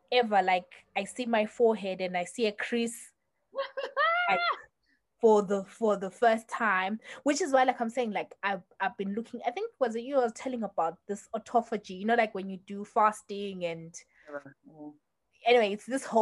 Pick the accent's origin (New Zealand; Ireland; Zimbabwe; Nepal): Zimbabwe; moved away; we grew up in Zim